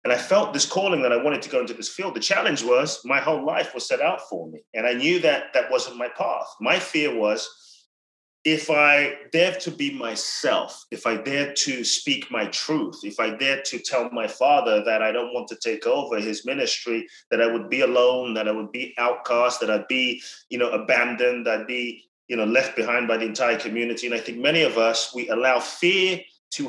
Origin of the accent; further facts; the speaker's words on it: London, United Kingdom; moved away as an adult; also born or lived in Ghana; now in United States; I grew up in London from 3 to 18